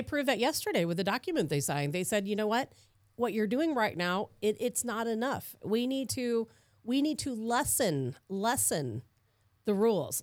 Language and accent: English; Chicago, Illinois, United States; moved away; I grew up in Chicago